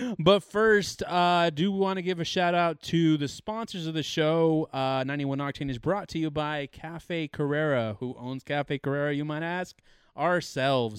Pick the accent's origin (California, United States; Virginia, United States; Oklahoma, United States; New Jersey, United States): California, United States; we're obviously from California